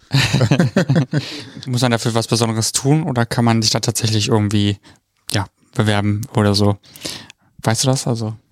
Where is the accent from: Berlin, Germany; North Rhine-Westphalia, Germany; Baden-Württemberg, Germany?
North Rhine-Westphalia, Germany; Cologne